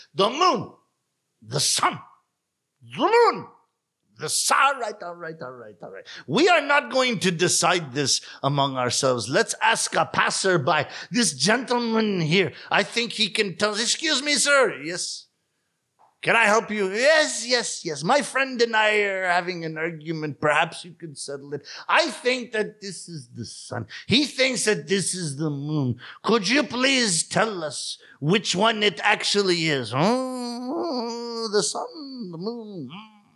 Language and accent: English; Toronto, Ontario, Canada; first language English; moved away; also born or lived in Japan; my hometown of Toronto